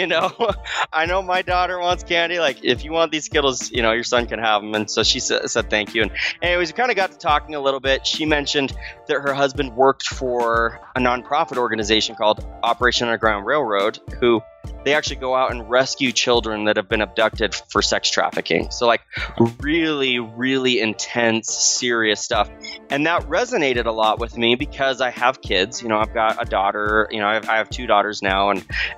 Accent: Arizona, United States; moved away; I grew up in Arizona

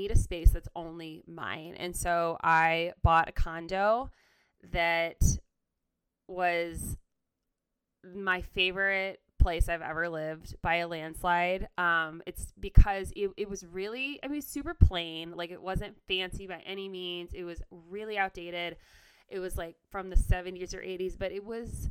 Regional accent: Ann Arbor, Michigan, United States; also born or lived in Nashville; We're both from the Ann Arbor area.

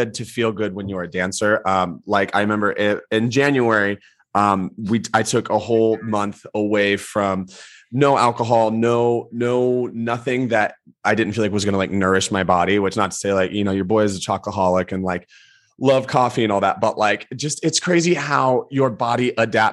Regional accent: Georgia, United States; I'm from Georgia

